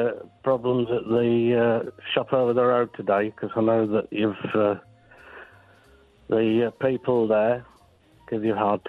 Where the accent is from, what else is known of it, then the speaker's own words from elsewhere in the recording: Yorkshire and the Humber, United Kingdom; I'm from Yorkshire.